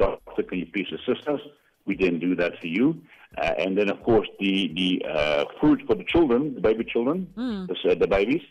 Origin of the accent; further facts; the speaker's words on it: Koster, North West, South Africa; now in White River, South Africa; I grew up in Koster